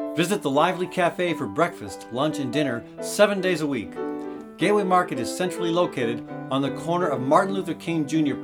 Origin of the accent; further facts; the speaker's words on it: Ireland; now in Des Moines, United States; the farms that I grew up with were in Ireland